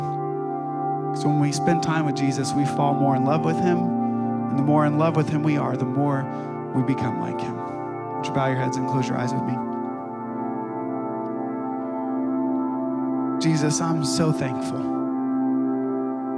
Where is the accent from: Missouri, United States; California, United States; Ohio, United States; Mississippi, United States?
Ohio, United States; moved away; I grew up in Ohio